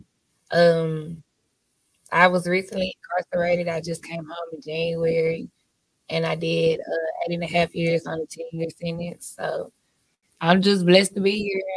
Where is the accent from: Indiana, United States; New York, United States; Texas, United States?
Texas, United States; Dallas; I am from Dallas, Texas